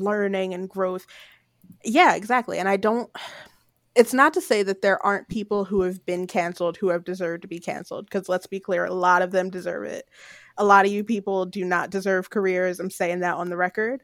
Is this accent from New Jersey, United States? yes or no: yes; Paulsboro, New Jersey, United States; in my hometown